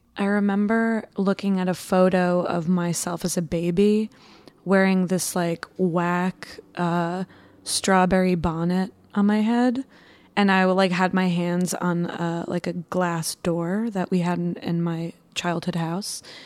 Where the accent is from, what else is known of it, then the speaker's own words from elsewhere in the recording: Long Island, New York, United States; I'm from Long Island, and when I was little, we lived super close to the Nassau Coliseum